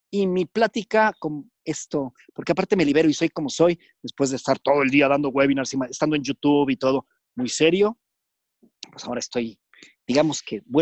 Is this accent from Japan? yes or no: yes; Japan; Es una gran ventaja, porque soy japonés, entonces eso es un punto interesante.